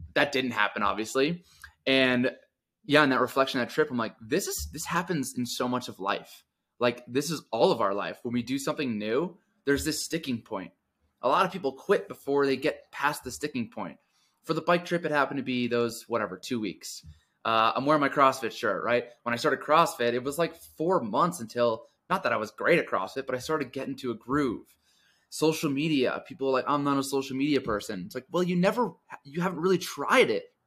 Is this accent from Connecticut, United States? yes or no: yes; Connecticut, United States; moved away as an adult; also born or lived in suburbs of New York City; now in Denver, United States; I grew up in Connecticut, so I moved to the suburbs of New York City